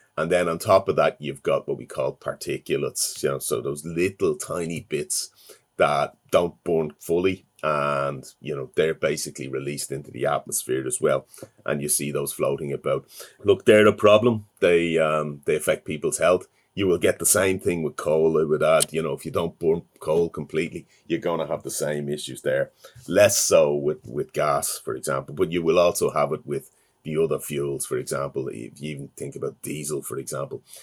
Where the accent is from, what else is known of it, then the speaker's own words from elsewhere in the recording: Dublin, Leinster, Ireland; I'm from Dublin